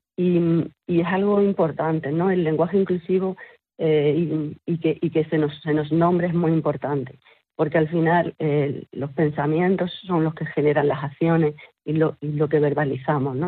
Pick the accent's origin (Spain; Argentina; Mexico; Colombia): Spain; Sierra de las Nieves, Andalusia; Nosotras somos todas eh, mujeres de aquí, de estos nueve pueblos de Sierra de las Nieves